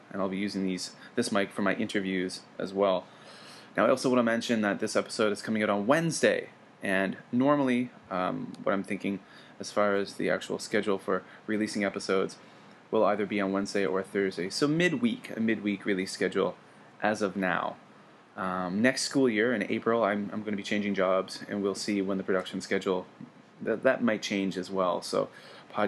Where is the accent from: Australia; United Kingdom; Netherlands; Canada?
Canada; now in Kobe, Japan; as a Canadian